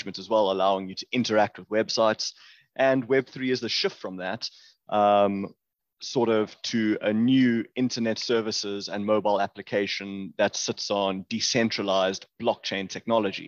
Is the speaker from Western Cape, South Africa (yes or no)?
no; Johannesburg, Gauteng, South Africa; also born or lived in Cape Town, South Africa; I grew up in Johannesburg, which is sort of one of the main cities here in South Africa